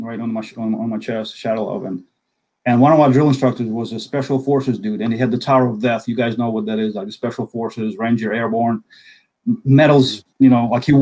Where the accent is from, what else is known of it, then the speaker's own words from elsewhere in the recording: Samara, Samara Oblast, Russia; English is a second language; moved away as an adult; now in United States; I was born and raised in a city called Samara, or Kuybyshev was the old Soviet name